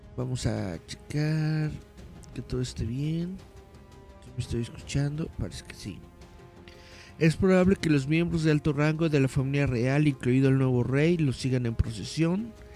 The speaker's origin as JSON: {"language": "Spanish", "country": "Mexico", "said": "Nosotros somos mexicanos"}